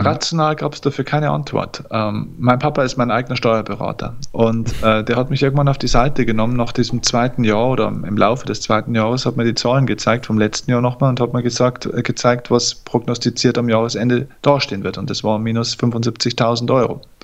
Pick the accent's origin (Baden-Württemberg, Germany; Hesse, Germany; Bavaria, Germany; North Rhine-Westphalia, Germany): Bavaria, Germany; Lower; Ich komme aus Niederbayern. Das ist noch das wahre Bayern. Hier wird noch Dialekt gesprochen, auch wenn ich es hier versuche zu verstecken